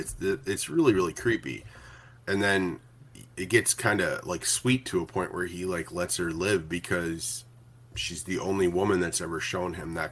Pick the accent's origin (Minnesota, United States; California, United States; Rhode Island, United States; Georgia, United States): Minnesota, United States; my hometown in Minnesota